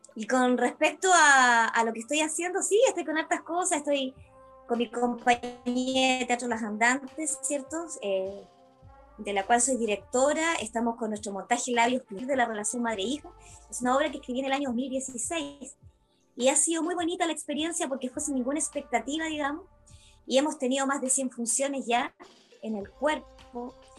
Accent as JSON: {"language": "Spanish", "region": "Valparaíso", "country": "Chile", "tie": "born or raised there", "moved": "yes", "said": "yo soy oriunda de Valparaíso"}